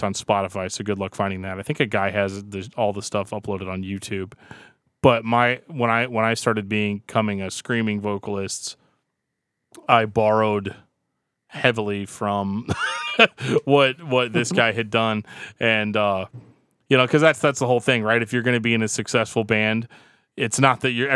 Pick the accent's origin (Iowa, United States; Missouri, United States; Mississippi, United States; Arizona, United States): Missouri, United States; St. Louis; we're from here